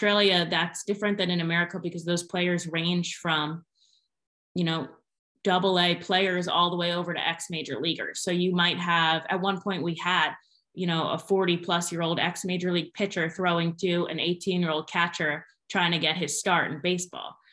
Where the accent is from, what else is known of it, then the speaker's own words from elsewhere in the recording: Pennsylvania, United States; moved away as an adult; Born and raised in Pennsylvania, so lucky to be back working in my home state